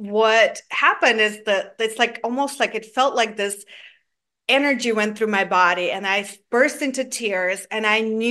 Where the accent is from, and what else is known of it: Georgia; born or raised there; now in Atlanta, United States